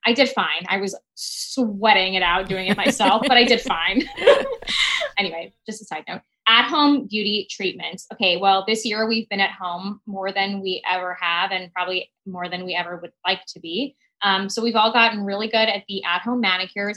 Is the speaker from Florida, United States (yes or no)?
yes; Miami, Florida, United States; I grew up in Miami